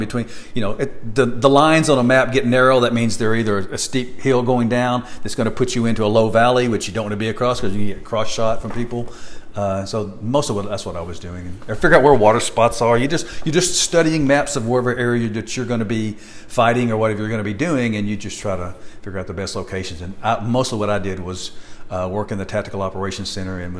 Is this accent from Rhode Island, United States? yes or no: no; Longview, Texas, United States; also born or lived in Mount Pleasant, Texas / Tyler, Texas; I was born in Mount Pleasant, Texas, East Texas, or outside of Longview, and I was raised in Longview, Texas